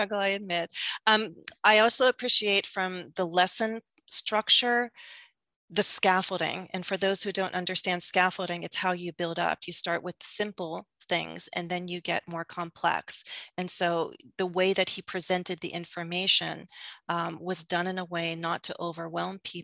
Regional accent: United States; accent: American English; as an American English speaker

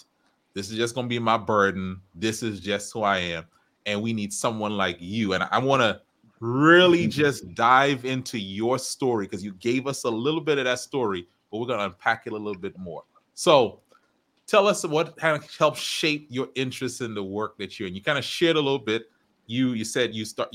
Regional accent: Trinidad & Tobago; I am from Trinidad.

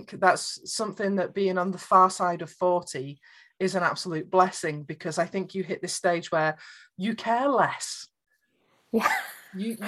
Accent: United Kingdom; I'm British

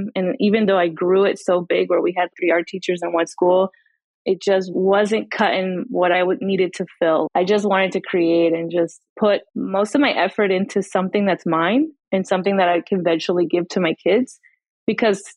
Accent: New Jersey, United States; now in Tampa, United States; I was originally from New Jersey and then I moved here about 18 years ago

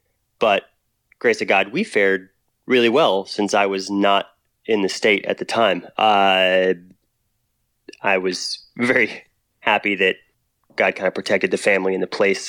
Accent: Texas, United States; also born or lived in Oklahoma / New Mexico; So I grew up in Texas, Oklahoma, New Mexico.

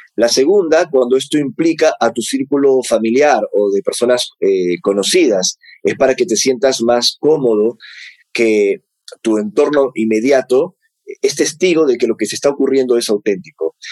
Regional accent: Peru; me toca como peruano

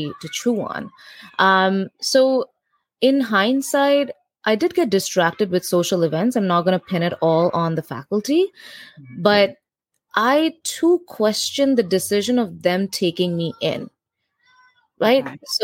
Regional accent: India; moved away as an adult; now in New York City, United States; as an Indian student

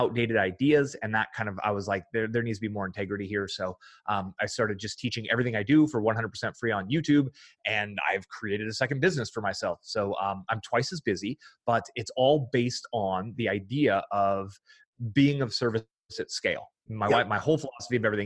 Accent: Fremont, California, United States; I grew up in the San Francisco Bay Area

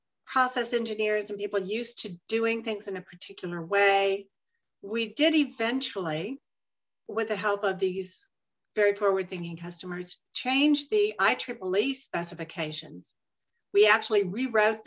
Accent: Dallas, Texas, United States; now in Arizona, United States; I'm actually from Dallas. I grew up in Oak Cliff

